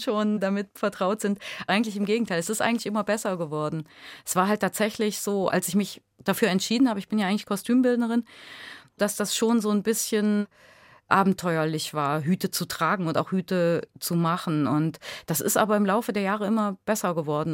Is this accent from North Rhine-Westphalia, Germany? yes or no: no; Lutherstadt Eisleben, Saxony-Anhalt, Germany; moved away as an adult; also born or lived in Halle / Duisburg-Ruhrort; now in Duisburg, Germany; ich bin aus Sachsen-Anhalt tatsächlich, aus genau Luther statt Eisleben. Das stimmt, da bin ich geboren.